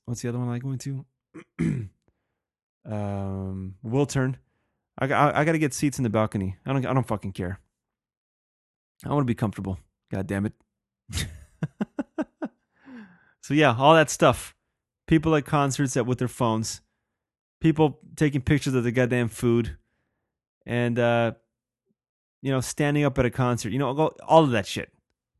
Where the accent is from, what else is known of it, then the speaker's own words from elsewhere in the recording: Helsinki, Uusimaa, Finland; I'm from Helsinki.